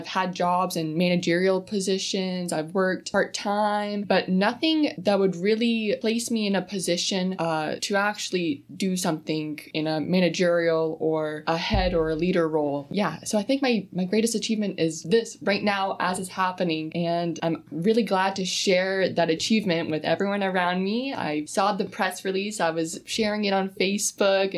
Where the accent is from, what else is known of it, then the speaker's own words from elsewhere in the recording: Sault Ste. Marie, Ontario, Canada; I'm born and raised in Sault Ste. Marie